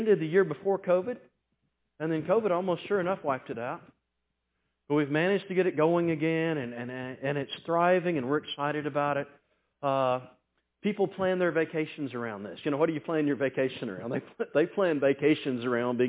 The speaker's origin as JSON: {"language": "English", "region": "the South", "country": "United States", "said": "I'm from the South"}